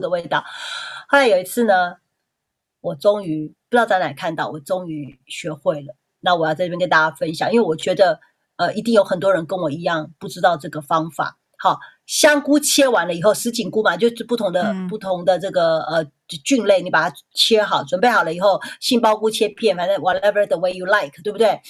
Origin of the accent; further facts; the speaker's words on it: Taiwan; 我台湾人